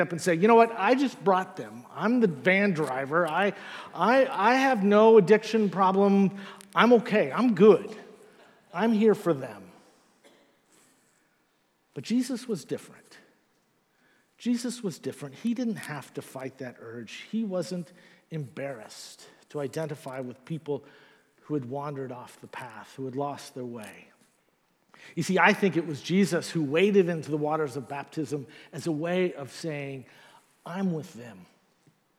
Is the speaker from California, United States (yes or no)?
yes; Northern California, United States; moved away; I'm originally from Northern California